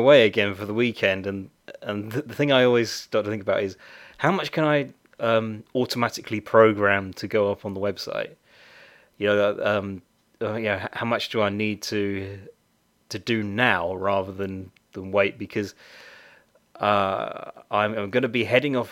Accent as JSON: {"language": "English", "country": "United Kingdom", "said": "I'm very British."}